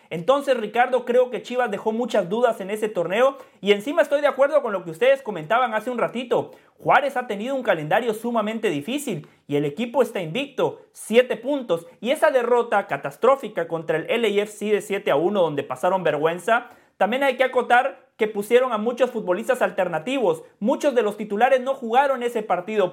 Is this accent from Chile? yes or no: no; Guatemala; now in United States; mi sentimiento está con Guatemala, porque cuando Guatemala juega, allí veo a mi madre, a mi padre, a mis hermanos, a mis amigos del barrio, eh, a las personas con las que fui a la escuela